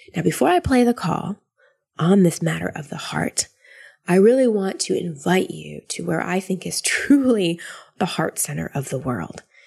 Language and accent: English; Austin, Texas, United States; moved away; Austin, which is my hometown where my family is